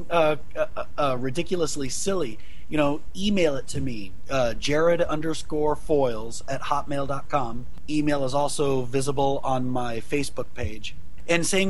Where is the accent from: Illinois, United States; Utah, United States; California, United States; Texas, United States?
Illinois, United States; Jerseyville; my hometown, Jerseyville, Illinois